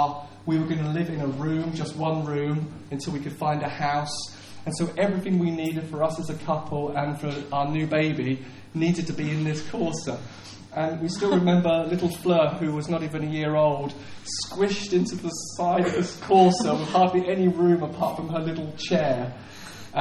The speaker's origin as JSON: {"language": "English", "region": "England", "country": "United Kingdom", "also_born_or_lived": "Lowestoft", "said": "I'm English"}